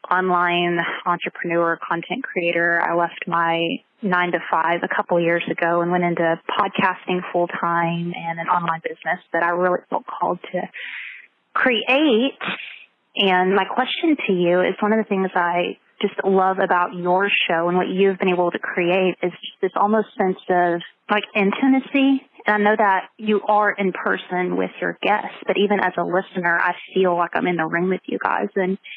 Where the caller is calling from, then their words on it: Augusta, Georgia, United States; Yes, Augusta, Georgia.